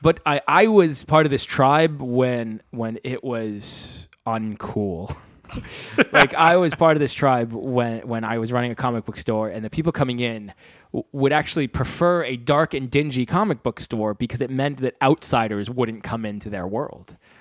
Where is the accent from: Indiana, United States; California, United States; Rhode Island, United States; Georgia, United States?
Rhode Island, United States; moved away as an adult; now in London, United Kingdom; I'm from Rhode Island